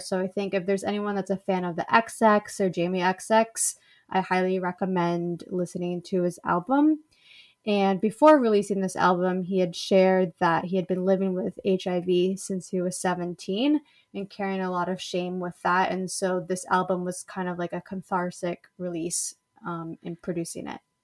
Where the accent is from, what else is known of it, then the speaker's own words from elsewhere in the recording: Los Angeles, California, United States; I'm from Los Angeles